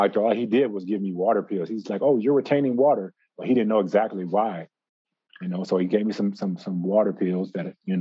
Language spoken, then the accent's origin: English; Los Angeles, California, United States; I grew up in Los Angeles, California.